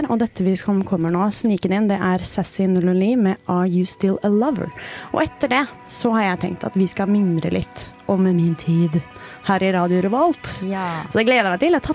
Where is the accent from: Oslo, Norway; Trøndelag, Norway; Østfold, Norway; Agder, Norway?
Agder, Norway; Grimstad; Men jeg er sånn inni meg så er jeg fra Grimstad.